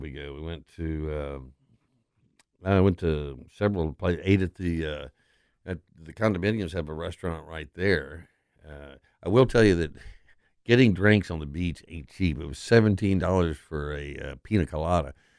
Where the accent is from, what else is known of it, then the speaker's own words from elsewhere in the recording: West Texas, United States; now in Memphis, United States; I grew up in West Texas